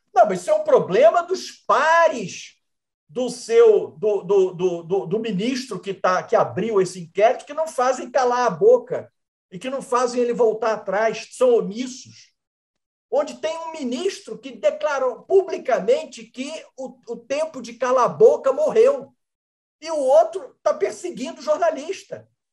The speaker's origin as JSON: {"language": "Portuguese", "country": "Brazil"}